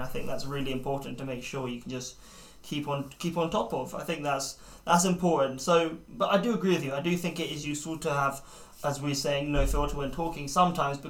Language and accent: English; United Kingdom; as British people